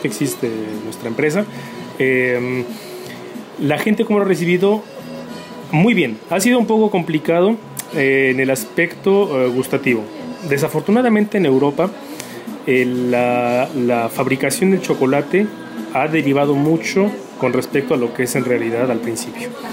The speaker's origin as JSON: {"language": "Spanish", "country": "Mexico", "moved": "as an adult", "lives_now": "Nantes, France", "said": "nosotros, eh, bueno, como mexicanos"}